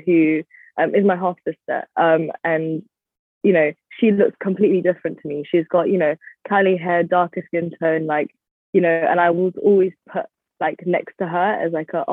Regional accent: London, United Kingdom; I was born here in London, West London to be specific, in Hounslow.

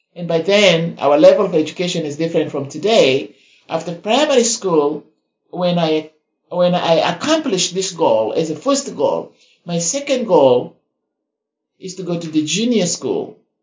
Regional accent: South Sudan; now in United States; I come originally from the Republic of South Sudan

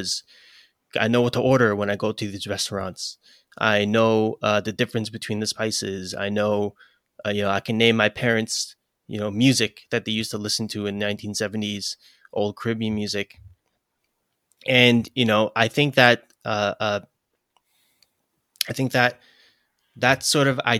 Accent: New York City, New York, United States; accent: New York; I'm from Brooklyn, you know, born and raised.

